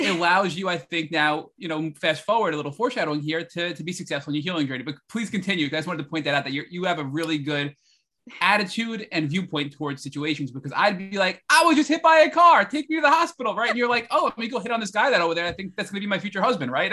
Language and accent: English; New York, United States; I'm a New Yorker